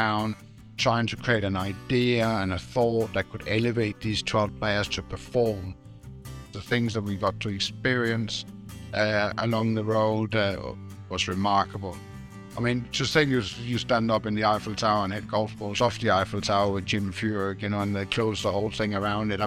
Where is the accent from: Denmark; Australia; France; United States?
Denmark; I'm a kid growing up in Denmark.